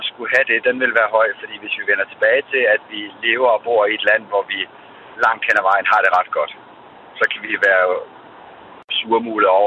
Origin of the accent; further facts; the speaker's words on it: Denmark; vi er født i Danmark